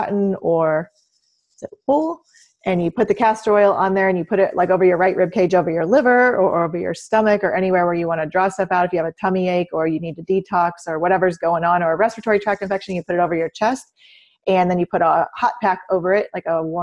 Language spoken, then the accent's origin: English; Southern Illinois, United States; I grew up in Southern Illinois out in the country.